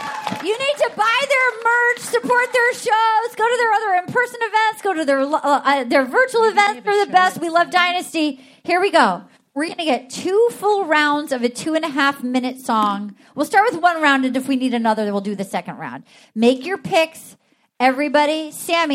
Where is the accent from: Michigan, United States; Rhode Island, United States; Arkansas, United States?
Rhode Island, United States; Little Compton; moved away; my hometown at Wilbur's General Store. Little Compton, Rhode Island